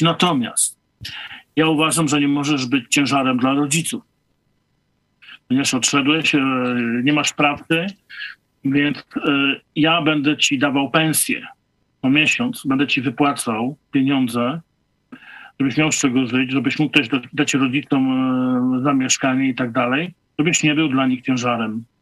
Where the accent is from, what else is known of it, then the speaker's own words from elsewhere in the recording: Nowogród, Poland; wróciłem do Nowogrodu, do mojej rodzinnej miejscowości